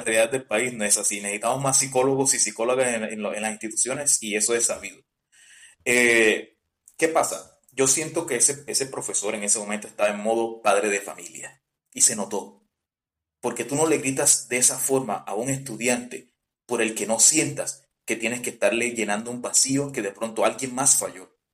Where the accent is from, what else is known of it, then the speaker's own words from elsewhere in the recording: Colombian Caribbean coast, Caribbean Region, Colombia; somos costeños